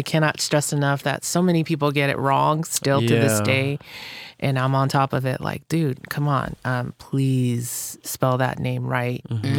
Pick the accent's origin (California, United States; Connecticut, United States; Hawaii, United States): Hawaii, United States; But I'm like, that's my roots. That's where I came from. I grew up in Hawaii, went to Kamehameha schools